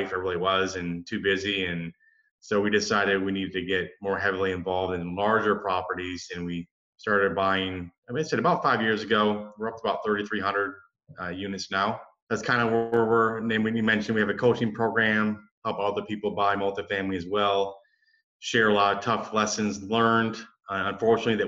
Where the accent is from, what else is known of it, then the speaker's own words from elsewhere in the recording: Michigan, United States; I grew up in Michigan, pretty small town.